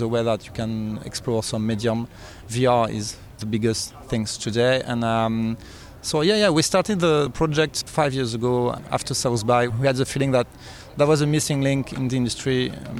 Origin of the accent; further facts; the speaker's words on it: Paris, Île-de-France, France; I'm from Paris